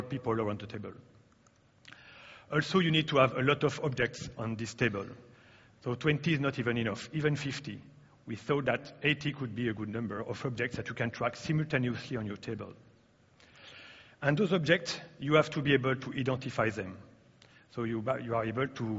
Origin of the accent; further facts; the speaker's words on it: France; English is a second language; I'm coming from France, as you can hear.